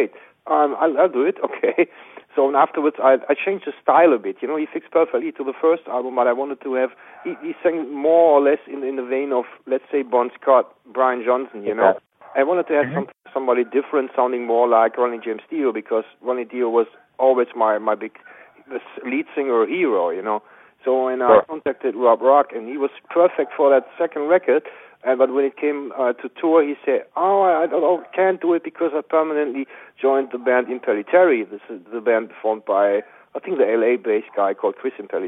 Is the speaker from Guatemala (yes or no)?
no; Bochum, North Rhine-Westphalia, Germany; I'm from West Germany